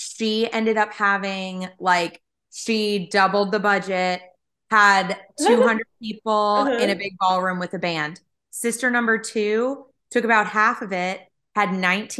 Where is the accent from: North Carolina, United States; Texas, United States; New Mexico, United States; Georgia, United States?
North Carolina, United States; Eastern; I grew up in Eastern North Carolina